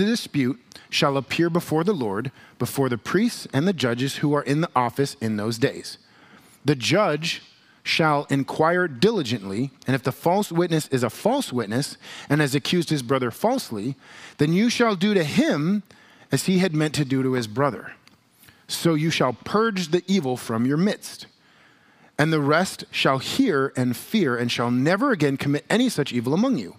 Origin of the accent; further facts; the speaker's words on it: United States; we as American Christians